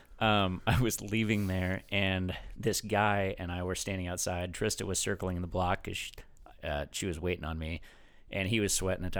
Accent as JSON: {"language": "English", "region": "Idaho", "country": "United States"}